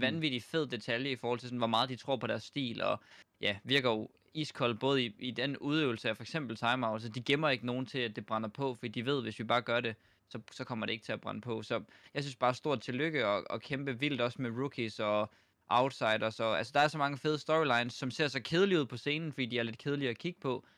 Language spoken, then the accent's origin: Danish; Denmark; når vi er danskere